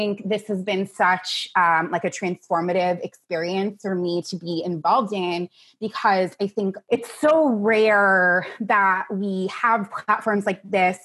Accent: United States; now in Seattle, United States; I lived in Seattle for about 2.5 years. I grew up on the East Coast outside of New York

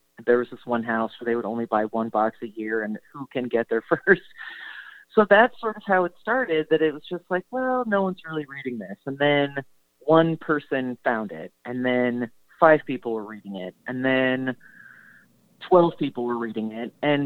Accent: New Jersey, United States; I'm from New Jersey

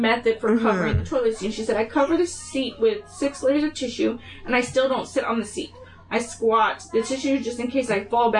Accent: California, United States; now in Tennessee, United States; They were everywhere where I grew up in California. When we moved to Tennessee, there weren't any.

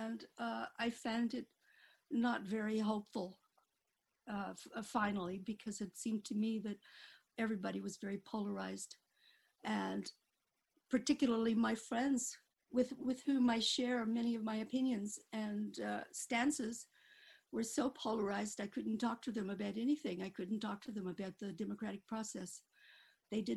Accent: Needles, California, United States; moved away; I grew up in Needles, California, which is a very tiny town in the Mojave Desert

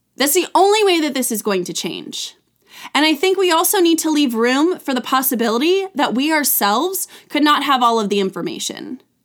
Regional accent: California, United States; I grew up in California

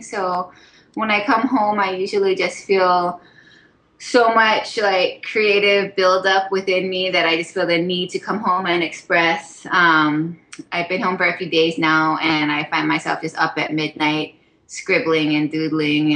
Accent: Haiku, Hawaii, United States; moved away as an adult; also born or lived in Makawao, Maui; now in Oahu, United States; I grew up on the island of Maui, and I grew up in this little rainy town called Haiku

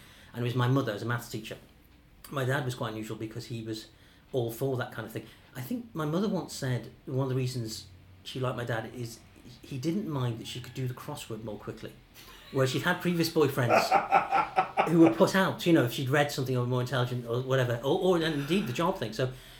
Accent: Chester, North West England, United Kingdom; moved away as an adult; also born or lived in Macclesfield / Dublin, Ireland; So I was born and raised in Chester, which is in northwest England. My father is Irish Jewish, and he emigrated in the 1950s. And my mother's from a Devon farming background

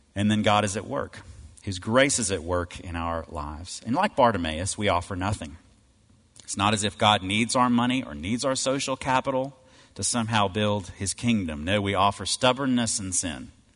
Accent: Cleveland, Mississippi, United States; I grew up in Cleveland, Mississippi

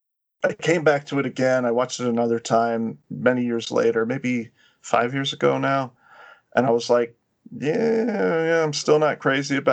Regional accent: New York, United States; I'm from New York

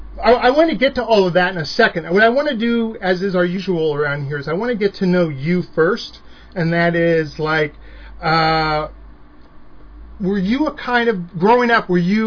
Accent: San Jose, California, United States; I grew up in San Jose

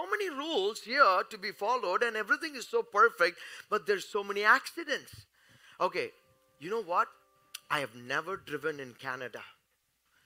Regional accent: India; I am from India.

